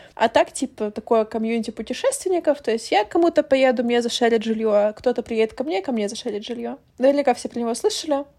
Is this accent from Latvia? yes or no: no; Ukraine; moved away; я из Украины